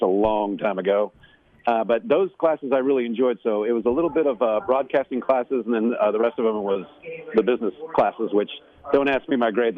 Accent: Overland Park, Kansas, United States; moved away; I grew up in Kansas City area

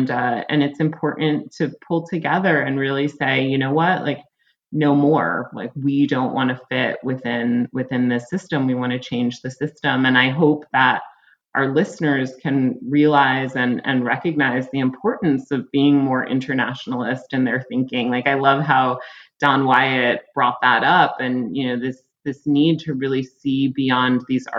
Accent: United States; I think for me, like, as an American, like, I've been very disenchanted of late.

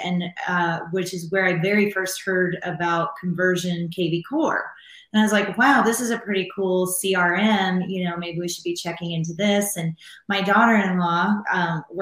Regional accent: Nebraska, United States; moved away as an adult; now in Denver, United States; I am originally from Nebraska, grew up on a farm there

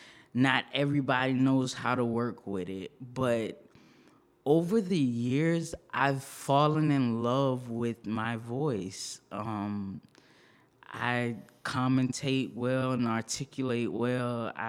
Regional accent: Norfolk, Virginia, United States; also born or lived in Long Beach, California, United States; I'm a Navy baby. I was born in Long Beach, California. My family is originally from New Orleans. I went to high school in Norfolk, Virginia. It's a big naval base there. So I grew up in Norfolk, Virginia.

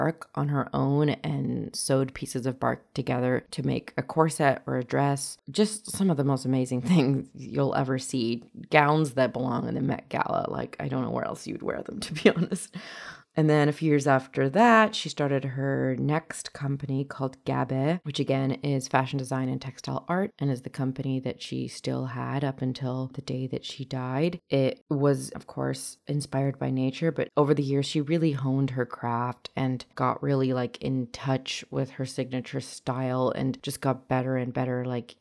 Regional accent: North Vancouver, British Columbia, Canada; English is a second language; in 1996, when I was 4 years old, she and I came to Canada together and we settled in North Vancouver. And I have only the best memories of growing up in North Vancouver with my mom

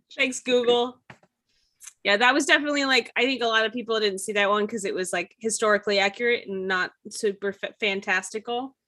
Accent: United States; as an American

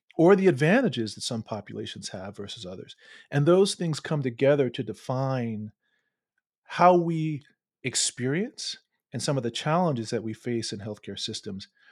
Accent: Baltimore, Maryland, United States; moved away; also born or lived in Charlottesville, Virginia; I'm actually from Baltimore

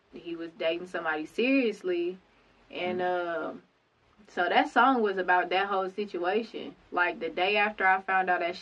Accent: Conway, Arkansas, United States; also born or lived in Pine Bluff, Arkansas; I was born in Pine Bluff, Arkansas, raised in Conway, Arkansas, graduated from Conway High School

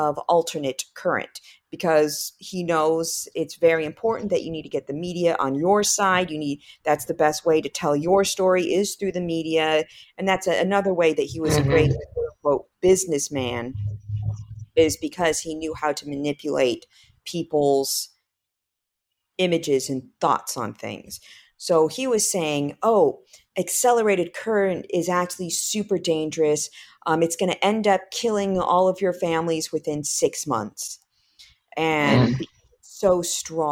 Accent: United States; I'm an American

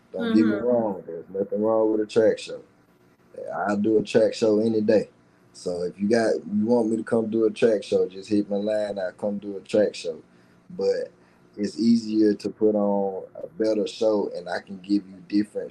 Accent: Laurel, Mississippi, United States; also born or lived in Bassfield, Mississippi; Laurel is my city. My city roots and my country roots is Bashville

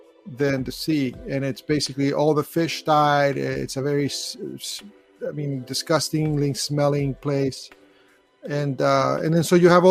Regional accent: Chile; also born or lived in Los Angeles area; now in Los Angeles, United States; I was born in Chile.

